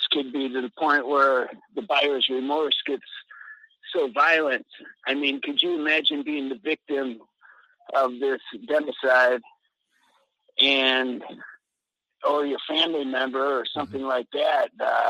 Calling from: Mexico; in Yashkaba, Mexico.

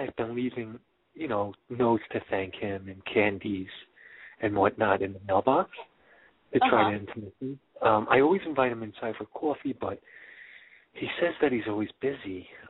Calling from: Long Island, New York, United States; I'm calling from Long Island.

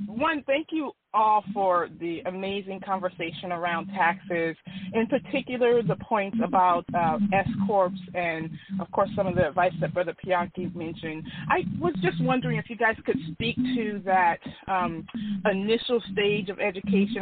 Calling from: California, United States; I am calling from California

